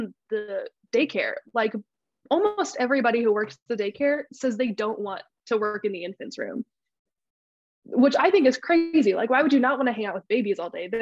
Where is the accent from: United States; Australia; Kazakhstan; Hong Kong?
United States; Boise, Idaho; moved away as an adult; also born or lived in Nampa, Idaho; I'm originally from Boise, Idaho. Went to college at Northwest Nazarene University in Nampa, which is about 30 minutes away from my hometown